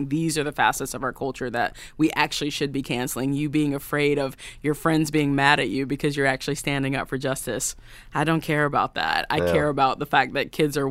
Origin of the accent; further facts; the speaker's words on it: the South, United States; now in Nashville, United States; I grew up in the Black church in the South, my mom is an AME preacher, and that is the church I grew up